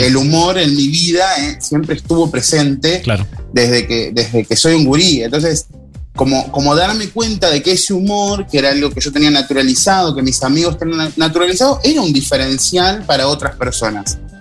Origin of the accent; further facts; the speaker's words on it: Rosario, Santa Fe, Argentina; now in Montevideo, Uruguay; yo estoy en Montevideo y, y sigo siendo rosarino